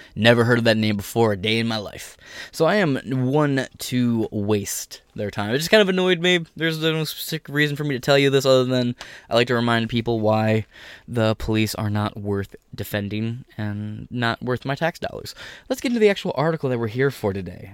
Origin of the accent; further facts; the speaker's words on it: United States; as an American